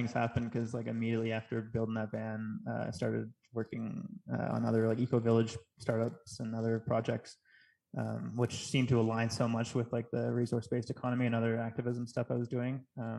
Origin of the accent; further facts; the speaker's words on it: Kingston, Ontario, Canada; moved away as an adult; now in Mexico; I grew up in Ontario, in Kingston, Ontario.